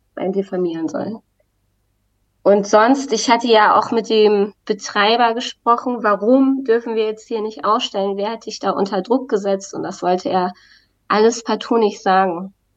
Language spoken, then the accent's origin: German; Wacken area, Schleswig-Holstein, Germany; now in Berlin, Germany; ich komme ja auch aus, aus der Wacken-Gegend